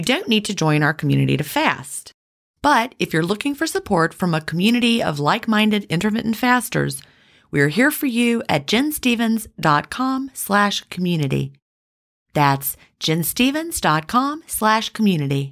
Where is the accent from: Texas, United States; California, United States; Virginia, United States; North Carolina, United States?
Virginia, United States; also born or lived in the South; when I grew up in Virginia